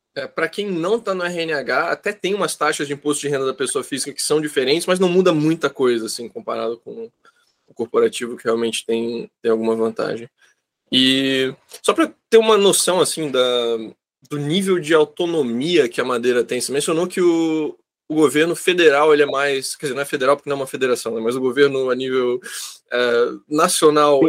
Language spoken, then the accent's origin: Portuguese; Brazil; nós brasileiros